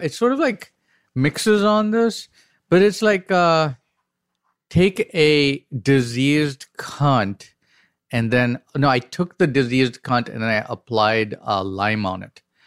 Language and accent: English; Chennai, Tamil Nadu, India; I grew up in the dirtiest, filthiest, like Tamil swearing city, which is Madras, Chennai now